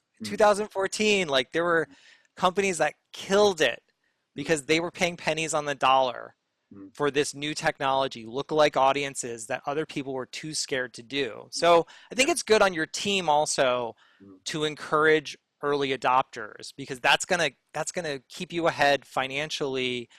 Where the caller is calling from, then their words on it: New York City, New York, United States; I am calling from Brooklyn, New York.